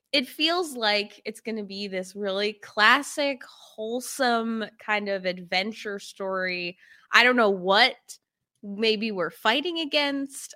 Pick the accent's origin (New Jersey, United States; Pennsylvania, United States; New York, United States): New York, United States; upstate; I'm from upstate New York, uh, grew up on a farm in the middle of nowhere